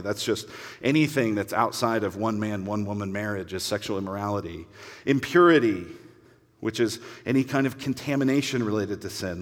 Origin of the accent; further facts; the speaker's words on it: Denver, Colorado, United States; I grew up in Denver